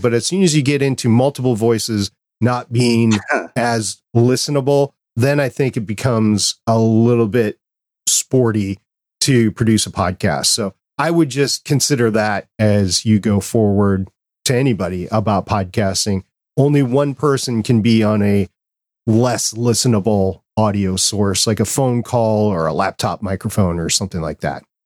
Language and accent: English; Minnesota, United States; as a kid growing up in Walnut or in Minnesota